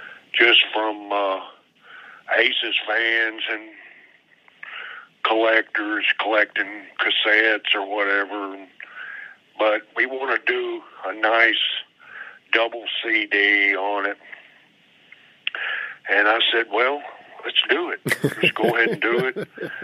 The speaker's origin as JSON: {"language": "English", "town": "Tullahoma", "region": "Tennessee", "country": "United States", "tie": "born or raised there", "also_born_or_lived": "Muscle Shoals, Alabama / Knoxville, Tennessee", "moved": "as an adult", "said": "Middle Tennessee, where I grew up in Tullahoma, Tennessee, about an hour from Nashville."}